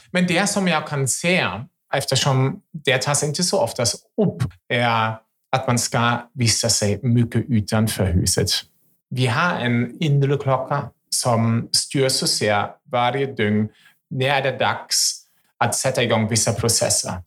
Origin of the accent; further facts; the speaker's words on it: Germany; Swedish is a second language; now in Sweden; Jag är ju en tysk